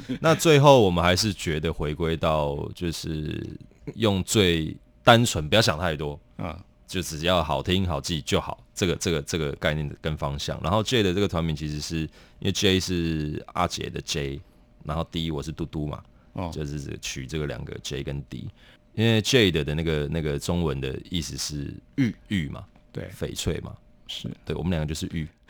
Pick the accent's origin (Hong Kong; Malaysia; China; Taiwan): Taiwan; Taoyuan; also born or lived in Kaohsiung; now in Taipei, Taiwan; 我是桃园人